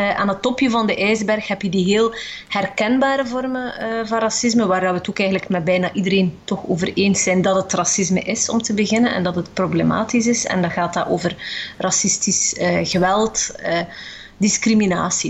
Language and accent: Dutch; West Flanders, Belgium; Ik ben zelf ook West-Vlaming